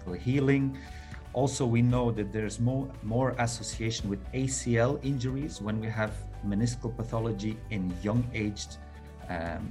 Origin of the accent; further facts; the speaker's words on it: Belgium; moved away as an adult; now in Doha, Qatar; I'm originally from Belgium, but working in the Middle East